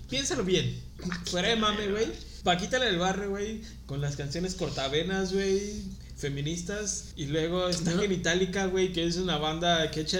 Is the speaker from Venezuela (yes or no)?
no; Cozumel, Quintana Roo, Mexico; now in Playa del Carmen, Mexico; yo soy costeñito, carnal. Soy de Cozumel.